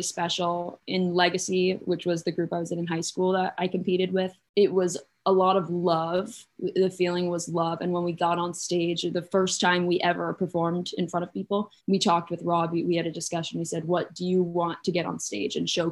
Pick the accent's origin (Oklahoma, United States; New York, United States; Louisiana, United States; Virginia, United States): New York, United States; Saratoga Springs; moved away; also born or lived in Santa Monica, California; I'm originally from Saratoga Springs, upstate New York